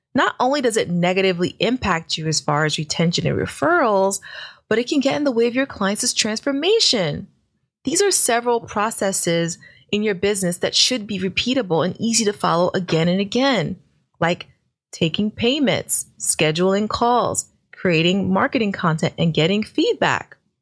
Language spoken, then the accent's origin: English; New York City, New York, United States; I'm from Brooklyn